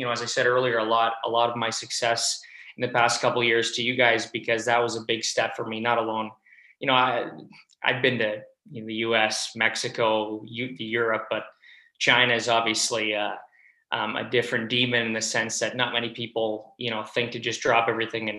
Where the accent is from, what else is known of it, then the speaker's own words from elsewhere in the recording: Toronto, Ontario, Canada; moved away as an adult; Toronto, my hometown in Canada